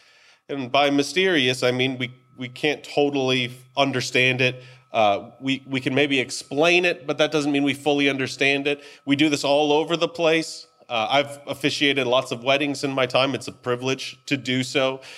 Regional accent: United States; Maybe it's because we're American and that's just what we do.

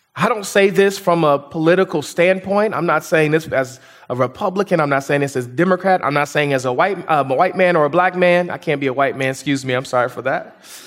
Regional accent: United States

